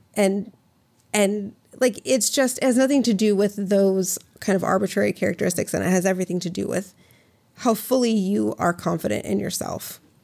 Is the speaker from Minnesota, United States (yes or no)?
yes; Minnesota, United States; I grew up in Minnesota